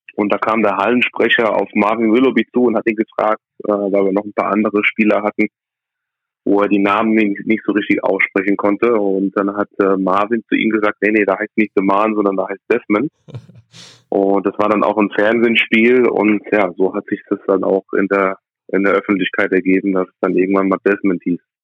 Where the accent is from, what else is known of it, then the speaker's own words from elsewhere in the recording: Aschaffenburg, Bavaria, Germany; also born or lived in United States; ich bin in Amerika geboren, kam nach einigen Jahren nach Deutschland, äh, bin in Deutschland aufgewachsen